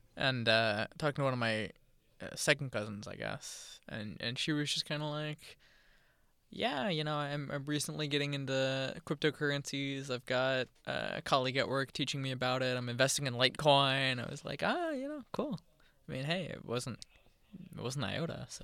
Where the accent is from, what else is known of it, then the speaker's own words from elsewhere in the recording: Charlotte, North Carolina, United States; I grew up in Charlotte